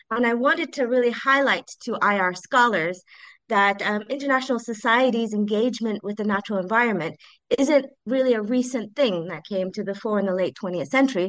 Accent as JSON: {"language": "English", "country": "United States", "tie": "born or raised there", "said": "Okay, so I grew up in the United States."}